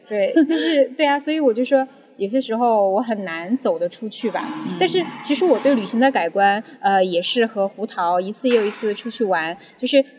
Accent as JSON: {"language": "Chinese", "town": "Chengdu", "region": "Sichuan", "country": "China", "moved": "as an adult", "lives_now": "Shanghai, China", "said": "一个九五后，然后是来自四川成都，所以…的熊猫也有，有一大部分原因是因为我是一个成都人，嗯，然后目前呢是在上海读博，然后我的专业是人工智能和医学的交叉领域"}